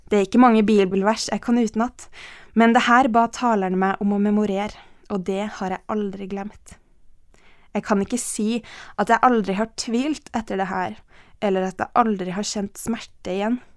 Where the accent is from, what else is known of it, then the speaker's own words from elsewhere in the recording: Ethiopia; born there; Jeg ble født i Etiopia, og livet mitt er sterkt prega av det her.